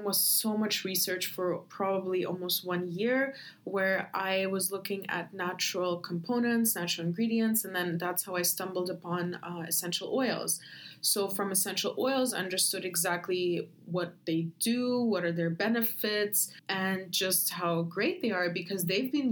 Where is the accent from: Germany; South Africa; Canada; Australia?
Germany; moved away as an adult; also born or lived in Ukraine / Berlin; I'm from Ukraine. I grew up in Germany and now I live here